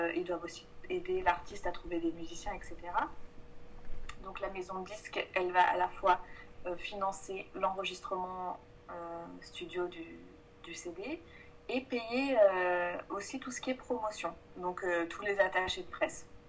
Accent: Provence-Alpes-Côte d'Azur, France; moved away as an adult; now in Paris, France; Moi, je viens du sud de la France, ça, m'embête de dire ça, je suis de, Provence

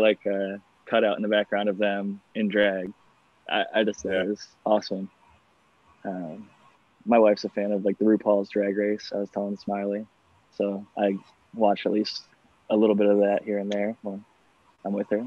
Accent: Ohio, United States; moved away as an adult; also born or lived in California; I'm from Ohio, which is Midwestern, and I moved to California

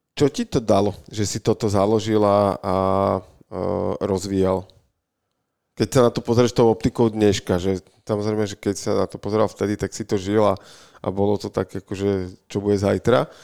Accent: Bratislava, Bratislava Region, Slovakia; my sme tu z Bratislavy

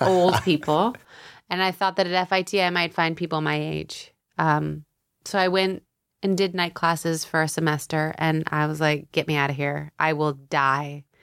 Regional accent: Tampa, Florida, United States; moved away as an adult; also born or lived in San Diego, California; now in New York, United States; I grew up half in San Diego till I was ten. And then my dad, he was a doctor and he needed a sabbatical and he uprooted us to Florida

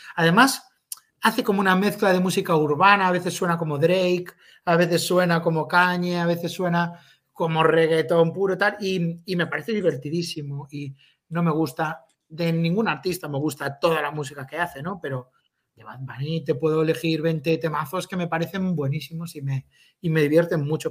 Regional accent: A Coruña, Galicia, Spain; la gente que somos de allí

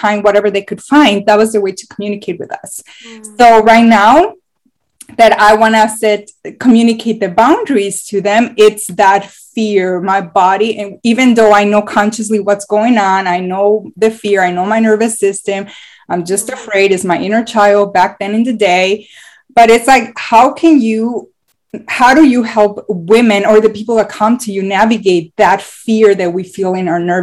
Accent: Mexico; moved away; I'm from Mexico

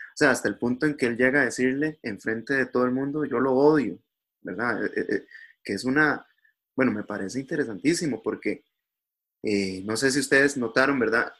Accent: Costa Rica; somos los costarricenses

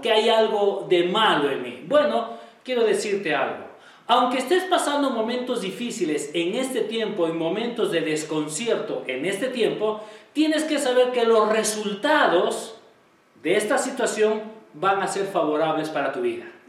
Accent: Peru; todos nosotros como peruanos

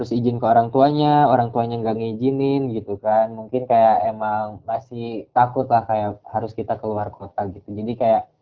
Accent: West Java, Indonesia; di situ kan emang kalau aku orang Sunda kan

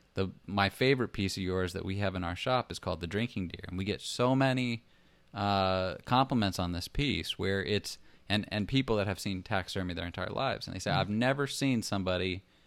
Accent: Los Angeles, California, United States; I come from Los Angeles, and I come from I grew up in Hollywood

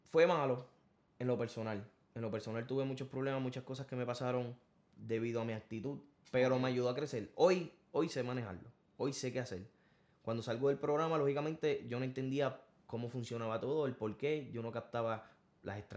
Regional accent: Corozal, Puerto Rico; yo no soy de la área maestro, yo soy de Corozal, yo soy de la montaña.

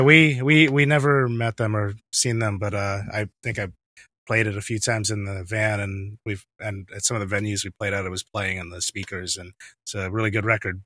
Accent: New York, United States; also born or lived in Brooklyn; I live in, I live in Brooklyn, I'm from New York

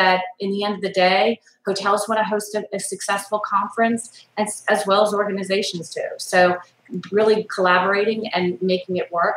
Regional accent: the South, United States; I'm from the South.

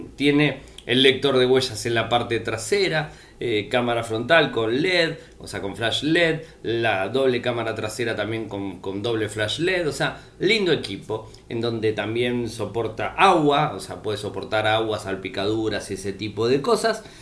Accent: Argentina

